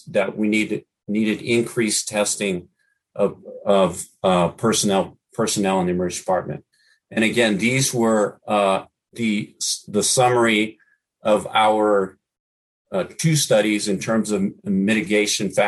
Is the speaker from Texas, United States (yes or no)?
yes; Brownsville, Texas, United States; now in San Francisco Bay Area, United States; I'm from Brownsville, Texas